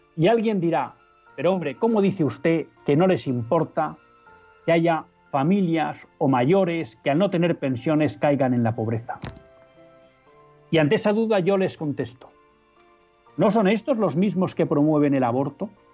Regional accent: Spain; como españoles

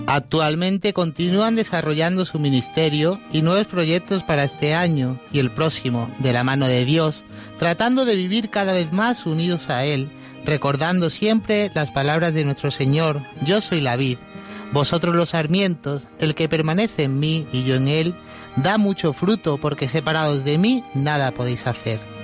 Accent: Marchena, Andalusia, Spain; mi pueblo de Marchena, Sevilla

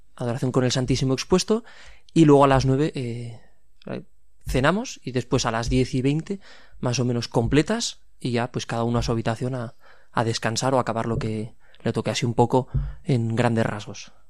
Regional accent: Pamplona, Navarre, Spain; 25 años y soy de aquí, de Pamplona

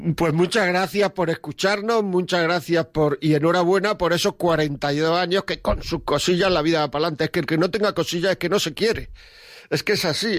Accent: Granada, Andalusia, Spain; Yo soy de Granada

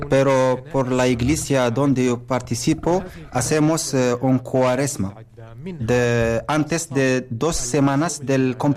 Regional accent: Lebanon; Spanish is a second language; moved away as an adult; now in Spain; soy de Líbano, tengo 38 años. Estoy aquí eh, como inmigrante.

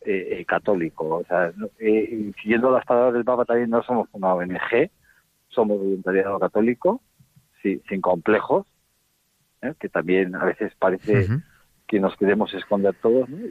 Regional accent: Bilbao, Basque Country, Spain; yo soy de Bilbao

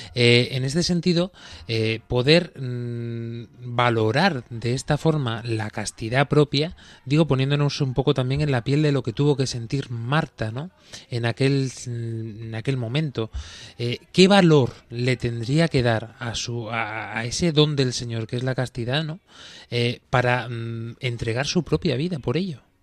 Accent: Baeza, Andalusia, Spain; mi pueblo, donde yo soy originario, eh, Baeza, en Jaén, eh, Andalucía

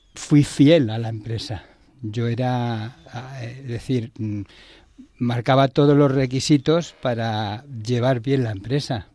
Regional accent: Barcelona, Catalonia, Spain; moved away as an adult; now in Madrid, Spain; yo soy de Barcelona y vine a Madrid a, llevar una empresa

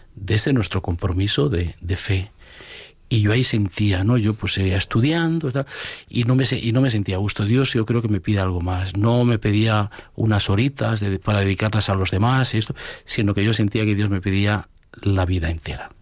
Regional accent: Asturias, Spain; moved away; also born or lived in Getafe / Brazil; Yo soy de Asturias, nacido en Asturias, y yo me eduqué con los hermanos de la Salle

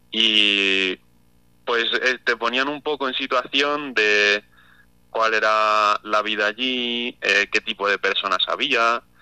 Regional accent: Ciudad Real, Castilla-La Mancha, Spain; Bueno, pues yo soy de Ciudad Real, de, de la capital

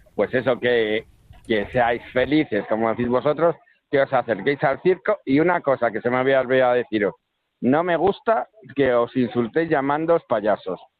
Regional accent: Valladolid, Castile and León, Spain; yo soy de Valladolid

